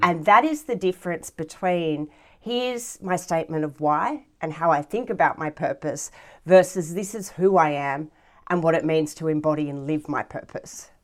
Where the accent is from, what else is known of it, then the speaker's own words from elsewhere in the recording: Galston, New South Wales, Australia; I grew up, uh, in a small little suburb in the Hills District, uh, called Galston, which is right next to the Galston Gorge